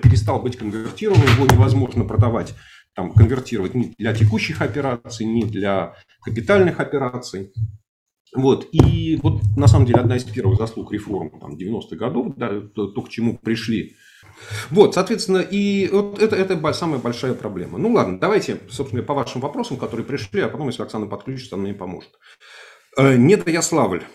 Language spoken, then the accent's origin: Russian; Moscow, Russia; accent: Moscow; говорю, естественно, только на русском со своим московским говором, диалектом, акцентом